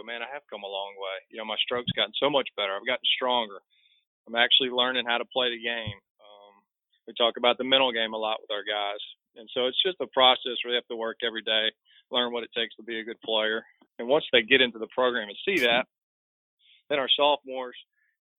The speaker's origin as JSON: {"language": "English", "town": "Jackson", "region": "Mississippi", "country": "United States", "tie": "born or raised there", "also_born_or_lived": "Hammond, Louisiana", "said": "I grew up in Jackson, Mississippi"}